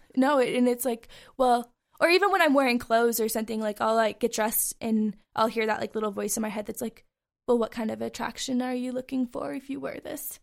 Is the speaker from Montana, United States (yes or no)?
yes; Bozeman, Montana, United States; this is my hometown